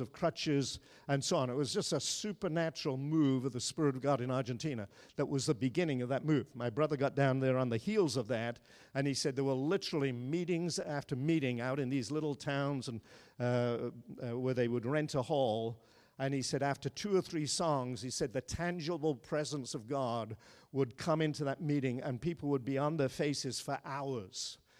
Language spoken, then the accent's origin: English; Ireland; moved away; I grew up in Ireland